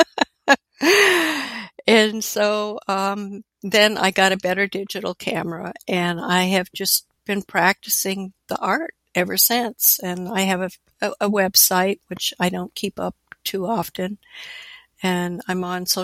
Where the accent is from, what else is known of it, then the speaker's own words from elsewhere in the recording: Alaska, United States; I was born and raised in Alaska, and graduated high school there